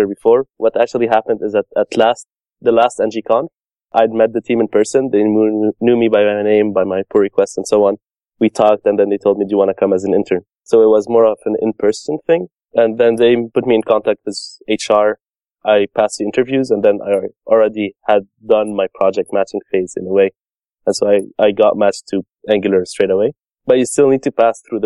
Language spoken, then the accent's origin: English; Montreal, Quebec, Canada; I'm from Montreal, Canada